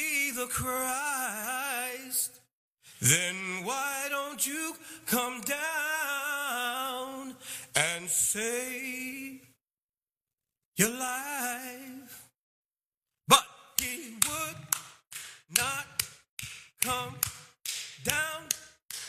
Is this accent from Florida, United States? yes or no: no; New York City, New York, United States; moved away; I'm originally from Brooklyn